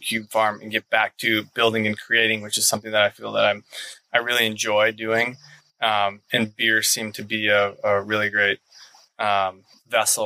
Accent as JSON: {"language": "English", "town": "Minneapolis", "region": "Minnesota", "country": "United States", "tie": "born or raised there", "also_born_or_lived": "Texas / California", "moved": "as an adult", "said": "I was born and raised here in Minneapolis."}